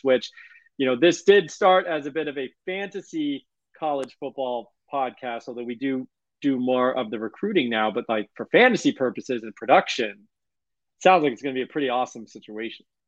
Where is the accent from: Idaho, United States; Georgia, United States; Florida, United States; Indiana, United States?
Florida, United States; South; I'm from South Florida